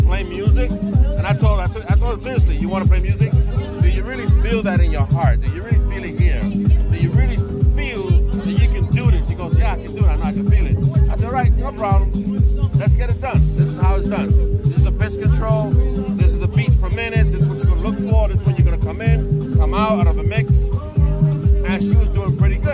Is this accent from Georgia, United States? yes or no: no; New York City, New York, United States; I'm from the Lower East Side myself